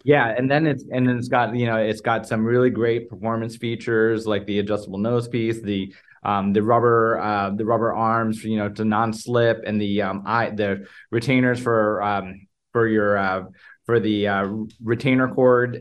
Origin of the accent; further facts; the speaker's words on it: Chicago, Illinois, United States; moved away as an adult; also born or lived in Los Angeles / Newport Beach / Springfield, Missouri / Boston; originally, uh, born and raised in the Chicago area